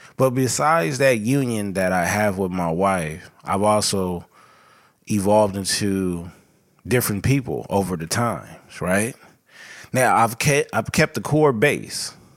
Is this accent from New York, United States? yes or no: no; Los Angeles, California, United States; I was born and raised in South L